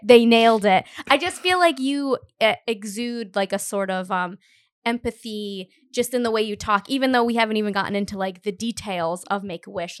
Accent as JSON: {"language": "English", "town": "Cumberland", "region": "Rhode Island", "country": "United States", "lives_now": "Providence, United States", "said": "I'm from Cumberland, and all my family still lives there"}